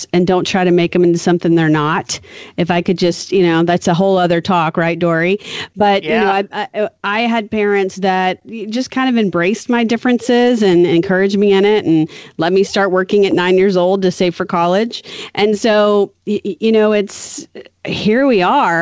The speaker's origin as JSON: {"language": "English", "town": "New Orleans", "region": "Louisiana", "country": "United States", "said": "I'm from New Orleans"}